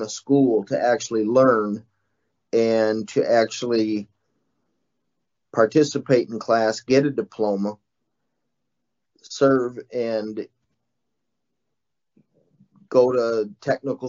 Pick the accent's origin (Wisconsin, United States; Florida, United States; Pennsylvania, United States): Wisconsin, United States; Madison; I grew up in Madison, Wisconsin, all my life.